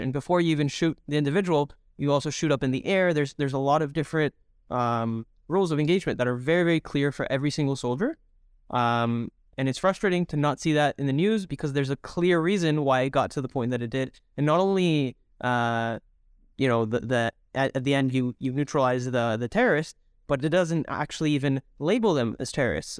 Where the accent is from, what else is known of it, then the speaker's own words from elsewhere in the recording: Toronto, Ontario, Canada; also born or lived in Mexico / Israel; I'm originally from uh, Mexico, and then I grew up here in Toronto